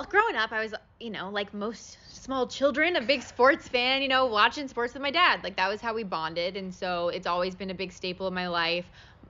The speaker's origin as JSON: {"language": "English", "town": "Las Vegas", "region": "Nevada", "country": "United States", "tie": "born or raised there", "said": "I grew up in Las Vegas."}